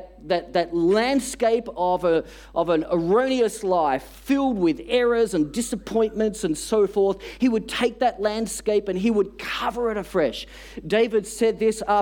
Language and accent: English; Australia; We're from Australia. We've never seen a white Christmas